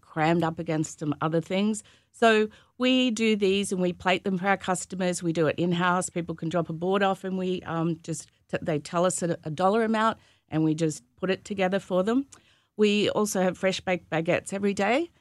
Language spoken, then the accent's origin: English; Gympie, Queensland, Australia; moved away as an adult; also born or lived in Sydney / Melbourne / San Francisco; now in United States; my hometown is Gympie